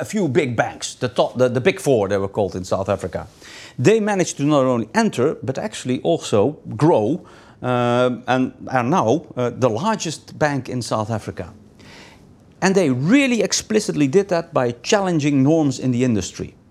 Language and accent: English; Netherlands; English is a second language; moved away; I'm originally from the Netherlands